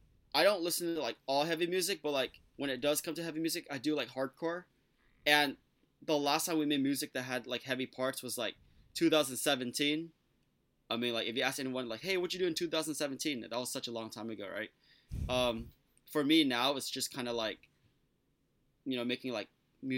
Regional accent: San Jose, California, United States; we're from San Jose, so that's, like, the South Bay

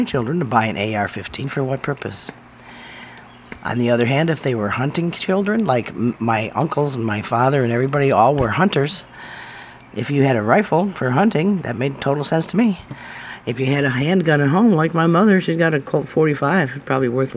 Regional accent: United States; us Americans

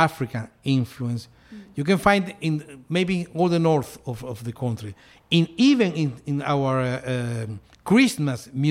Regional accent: Caracas, Capital District, Venezuela; now in Charleston, United States; I'm from Caracas.

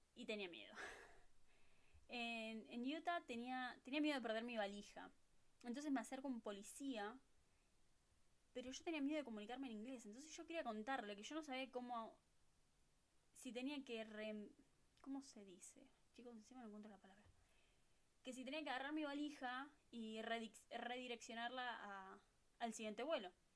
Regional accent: Buenos Aires, Argentina; first language Spanish; moved away as an adult; now in California, United States; de Buenos Aires, Argentina

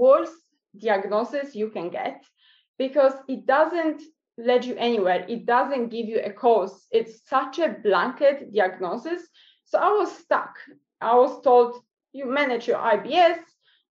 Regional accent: Poland; now in New Zealand; I'm originally from Poland, but I'm based in New Zealand

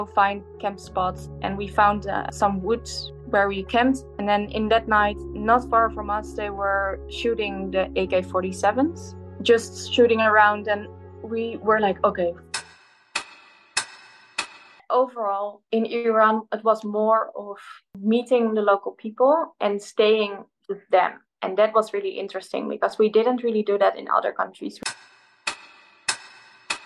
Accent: Netherlands; We are both from the Netherlands

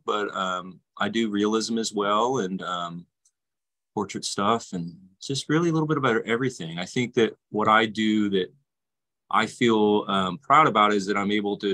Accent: Fort Worth, Texas, United States; also born or lived in Florida; I tattoo here in Fort Worth, Texas

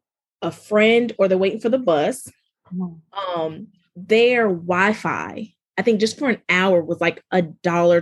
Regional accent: New York City, New York, United States; now in Greenville, United States; I grew up in New York

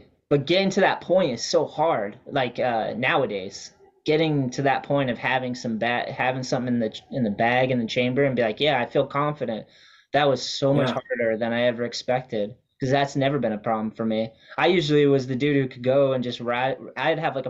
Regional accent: Wareham, Massachusetts, United States; Yeah, I grew up with him in Wareham and he was just like he was my best friend for sure.

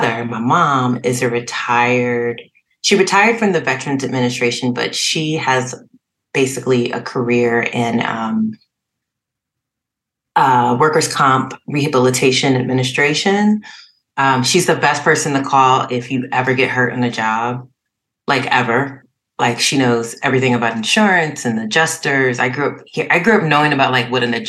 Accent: Trenton, New Jersey, United States; I was born in Trenton, New Jersey, at Mercer County Hospital

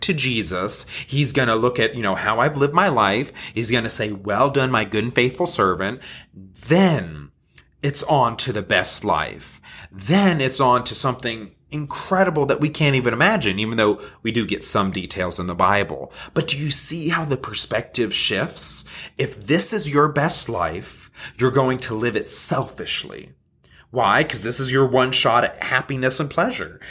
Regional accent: United States; as Western Christians, as American Christians

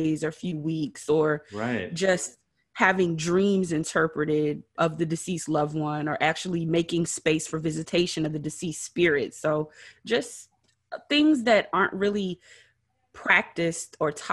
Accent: Beaufort, South Carolina, United States; now in Georgia, United States; I am from Beaufort, South Carolina, which is basically the hub of the Geechee and Gullah culture

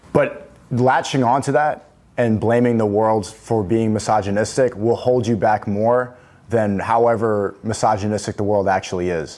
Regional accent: New York City, New York, United States; now in London, United Kingdom; I grew up, uh, I was born in New York City

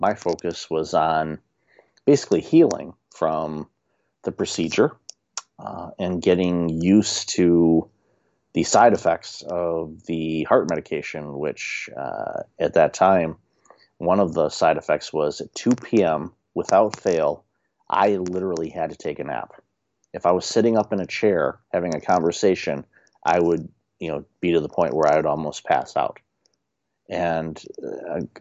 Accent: Detroit, Michigan, United States; moved away; also born or lived in Windsor, Canada; growing up in Detroit, there's a resiliency that most Detroiters have

